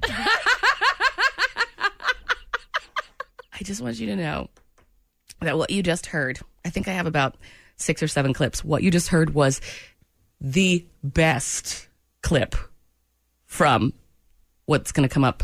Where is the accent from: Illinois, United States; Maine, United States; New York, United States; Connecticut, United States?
Maine, United States; It was a ska band in my hometown of Maine